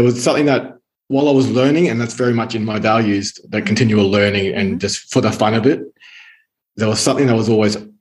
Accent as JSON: {"language": "English", "town": "Brisbane", "region": "Queensland", "country": "Australia", "tie": "born or raised there", "accent": "Australian", "moved": "as an adult", "lives_now": "Italy", "said": "I was born in Brisbane, Australia, and spent most of my life there"}